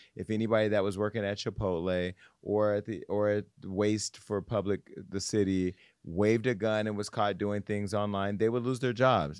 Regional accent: Stockton, California, United States; moved away; my hometown of Stockton

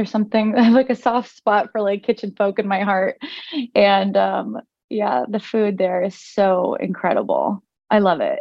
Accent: Los Angeles, California, United States; also born or lived in San Francisco; I'm from here, born and raised

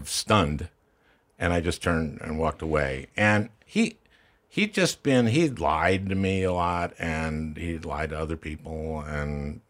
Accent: Minnesota, United States; Minnesota, my home state.

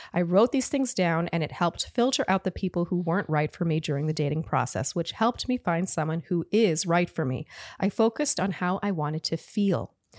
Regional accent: Ottawa, Ontario, Canada; grew up with French, right? Like, I'm from Ottawa

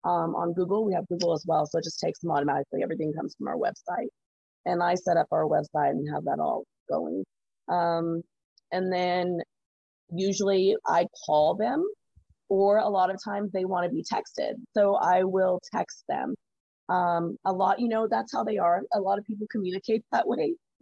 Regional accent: Carlsbad, United States; I'm from here. I was born and raised in Carlsbad. I'm from here, so I know a lot of people.

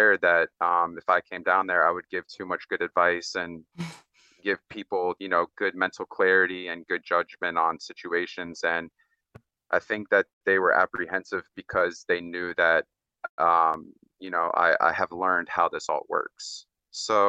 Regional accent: Orlando, Florida, United States; I grew up a lot in Orlando and Florida as well

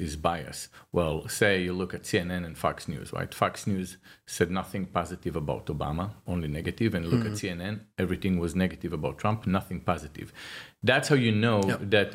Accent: Israel; I'm from Israel

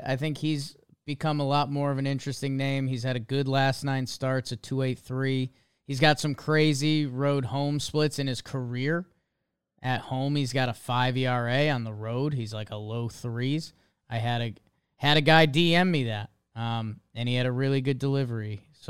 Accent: Northeast, United States; I'm from the Northeast, man. I don't know.

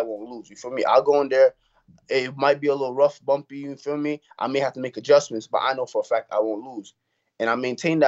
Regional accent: New York City, New York, United States; the way how we grew up out here

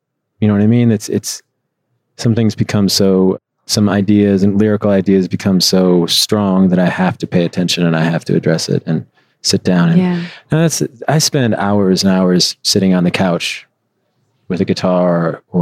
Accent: Midwest, United States; moved away as an adult; also born or lived in Chicago; now in Los Angeles, United States; I always lived in the Midwest

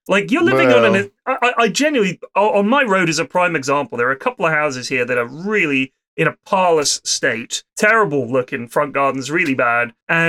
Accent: United States; moved away; I grew up there, obviously.

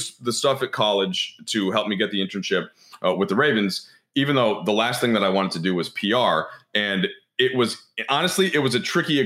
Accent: Minnesota, United States; moved away; my hometown team happened to the Timberwolves

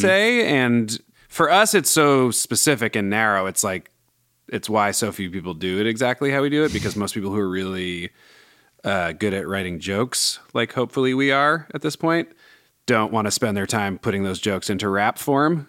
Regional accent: Bay Area, California, United States; growing up in the Bay

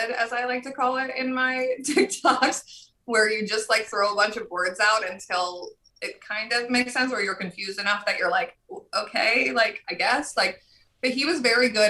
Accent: New Jersey, United States; I'm still from Jersey

